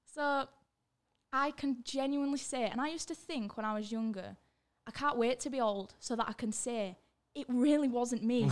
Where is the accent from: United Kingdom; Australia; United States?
United Kingdom; Leeds, Yorkshire and the Humber; born or raised there; also born or lived in Germany